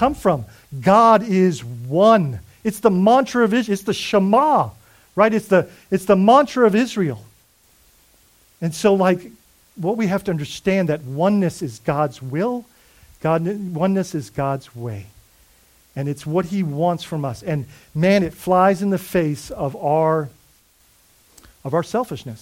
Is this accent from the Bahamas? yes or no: yes; Bahamas; now in United States; I'm Bahamian